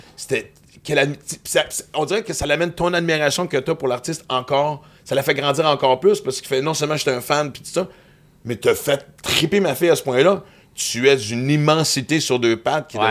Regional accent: Western Canada, Canada; now in Quebec, Canada; j'ai grandi à l'Ouest canadien

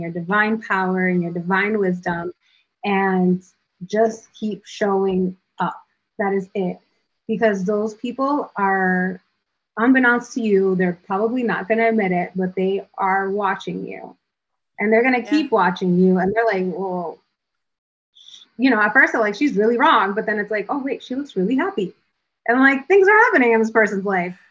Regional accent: Providence, Rhode Island, United States; I grew up in Southside Providence, and I live in the hood

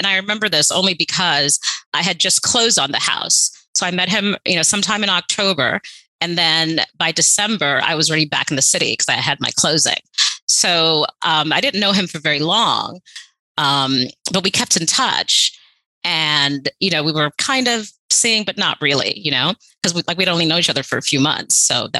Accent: Haiti; also born or lived in New York City, United States; So I grew up partly in Haiti, partly in New York City.

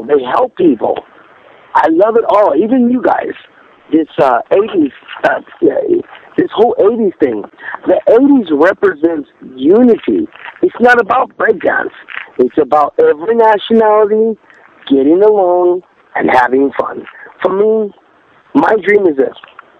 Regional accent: California, United States; growing up in California

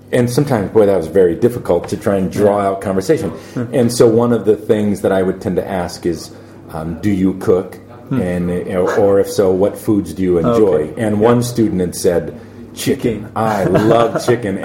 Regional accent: United States

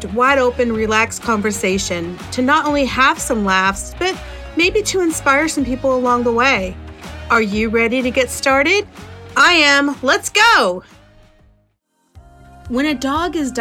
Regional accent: West Virginia, United States; I'm from West Virginia

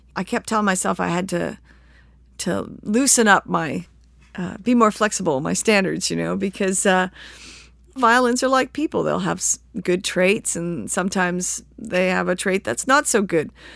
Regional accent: Victoria, British Columbia, Canada; now in Galax, United States; I grew up in British Columbia, just a couple blocks from the ocean

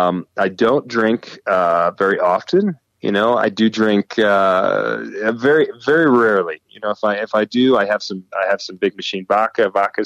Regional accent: Nashville, Tennessee, United States; also born or lived in England; I was born and raised in Nashville, Tennessee. And I think a couple of the years that I spent in England also probably evened me out.

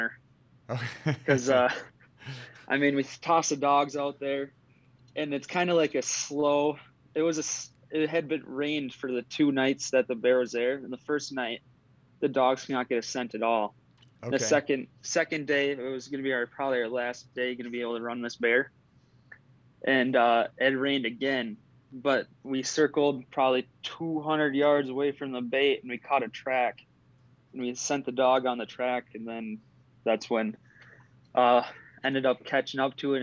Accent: Barron, Wisconsin, United States; my hometown, which is Barron

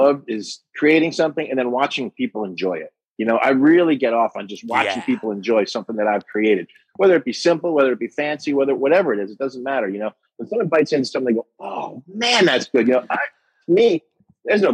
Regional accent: New York, United States; moved away as an adult; now in Coral Springs, United States; I was born and raised in New York

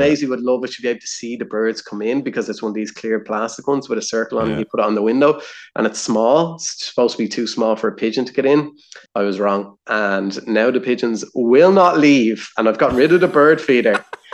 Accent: Ireland; as Irish people

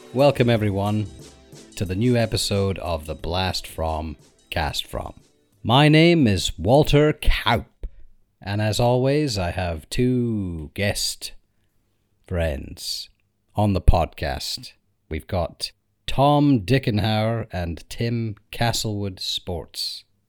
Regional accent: United Kingdom; we're from the United Kingdom

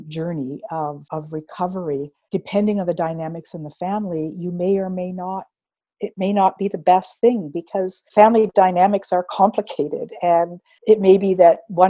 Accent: Fort Erie, Ontario, Canada; also born or lived in Six Nations of the Grand River, Ontario; being the only Indian family, or as we say today, Indigenous family in Fort Erie, Ontario

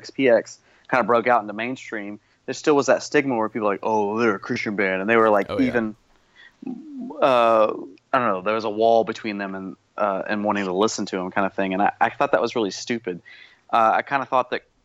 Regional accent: Stockbridge, Georgia, United States; It was it was 30 minutes south of south of Atlanta, so it was in Stockbridge, Georgia

